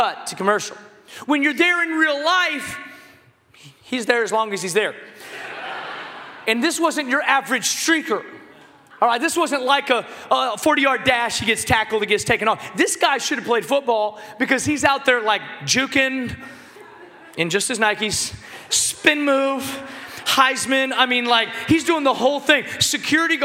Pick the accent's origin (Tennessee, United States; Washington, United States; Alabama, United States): Washington, United States; Seattle; I grew up in Seattle, Washington